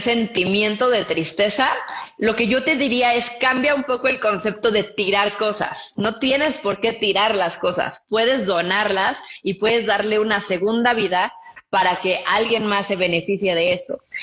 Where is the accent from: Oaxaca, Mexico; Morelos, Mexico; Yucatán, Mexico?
Morelos, Mexico; Cuernavaca; nosotros somos de Cuernavaca y vivíamos en una casa muy grande